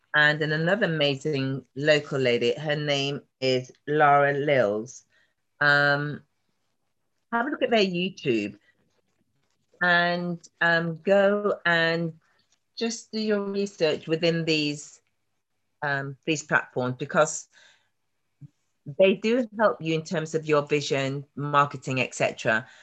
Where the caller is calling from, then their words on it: Nottingham, East Midlands, United Kingdom; I'm calling from Nottingham, in the middle of ah, the country